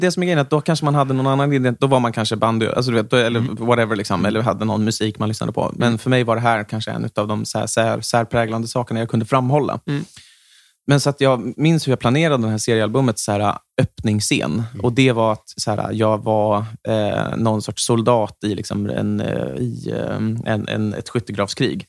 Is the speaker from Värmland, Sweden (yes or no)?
no; Järna, Stockholm County, Sweden; varannan helg då har jag vuxit upp i Järna